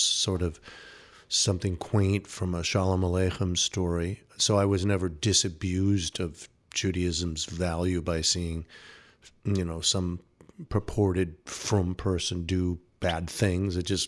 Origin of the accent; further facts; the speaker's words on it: St. Louis Park, Minnesota, United States; Yeah, I was raised in St. Louis Park, Minnesota.